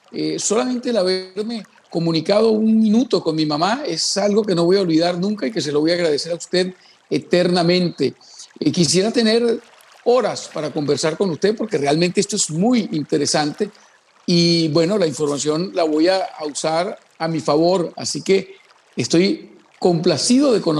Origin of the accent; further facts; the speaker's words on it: Munich, Bavaria, Germany; born there; Y yo nací en Múnich, Germany, donde empezó el nazismo.